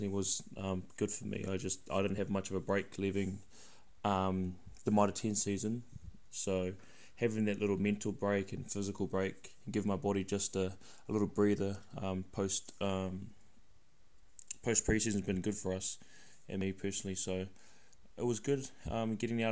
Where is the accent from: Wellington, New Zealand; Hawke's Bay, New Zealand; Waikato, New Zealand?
Wellington, New Zealand; I'm from Wellington, bro. So grew up in Kilburnie, Wellington